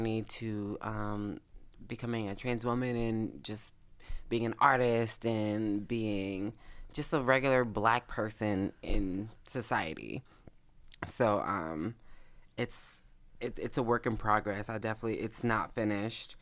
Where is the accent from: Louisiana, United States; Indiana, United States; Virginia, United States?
Louisiana, United States; New Orleans; We're both from New Orleans